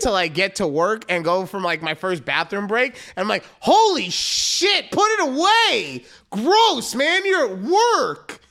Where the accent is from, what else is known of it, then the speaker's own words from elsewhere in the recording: Las Vegas, Nevada, United States; moved away; growing up in Vegas